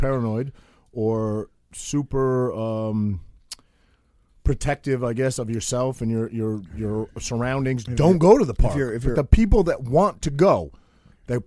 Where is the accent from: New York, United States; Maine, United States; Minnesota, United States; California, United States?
Maine, United States; moved away as an adult; now in New Jersey, United States; I am from Maine, and I'm proud. I'm a proud maniac.